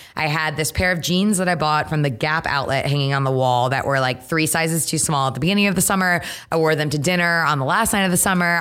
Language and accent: English; Trumbull, Connecticut, United States; moved away as an adult; now in New York, United States; Grew up in Connecticut, uh, born and raised in Trumbull, went to Yukon, so Connecticut through and through